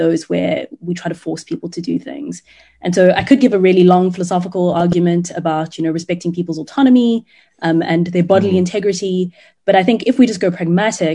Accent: South Africa; I'm South African

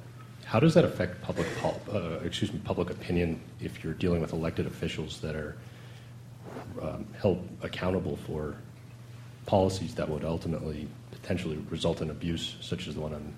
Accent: Southern California, United States; I'm from Southern California

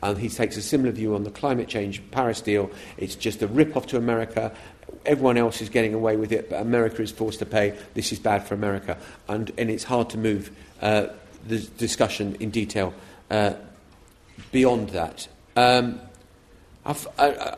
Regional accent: United Kingdom; as British journalists

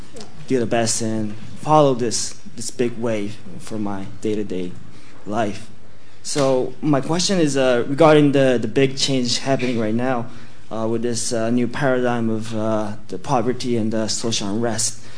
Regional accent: Japan; I am from Japan.

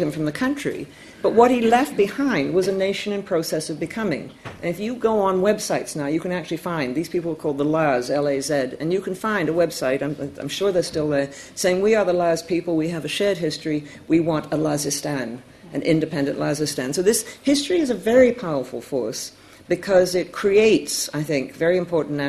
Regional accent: Canada; I'm Canadian

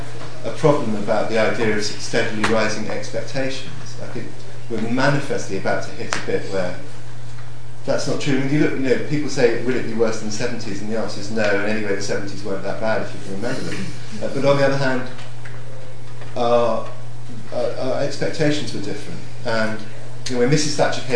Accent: Hong Kong; I mean, I grew up in Hong Kong

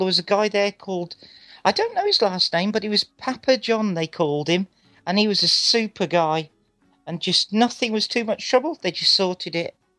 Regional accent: England, United Kingdom; Being English is great.

